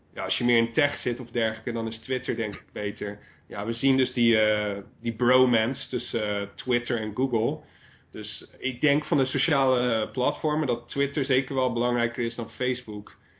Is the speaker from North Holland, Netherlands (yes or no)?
no; Brielle, South Holland, Netherlands; moved away as an adult; Brielen is gewoon waar ik vandaan kom. Ik heb daar de eerste twee decennia van mijn leven doorgebracht